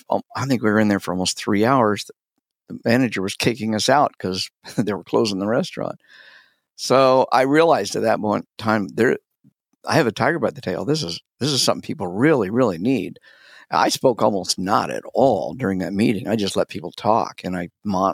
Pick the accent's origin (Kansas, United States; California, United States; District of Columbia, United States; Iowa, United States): Kansas, United States; Wichita; I was raised in the South, but it was the South of Kansas in Wichita.